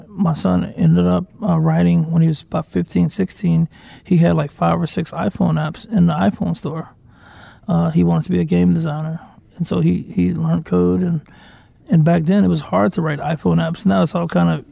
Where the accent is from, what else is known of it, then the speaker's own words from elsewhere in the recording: Deep South, United States; I was raised religious too. Like, I'm from the Deep South